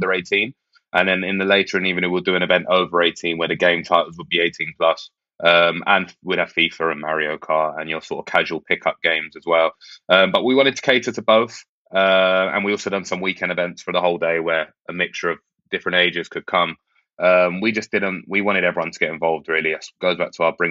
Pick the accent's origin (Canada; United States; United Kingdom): United Kingdom; London; Peckham, where I grew up in Southeast London.